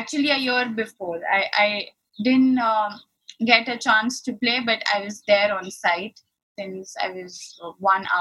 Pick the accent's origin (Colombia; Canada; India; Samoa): India; Ahmedabad, Gujarat; initially I started playing in another city called Ahmedabad, which is also in the west part of India, and I'm born and brought up there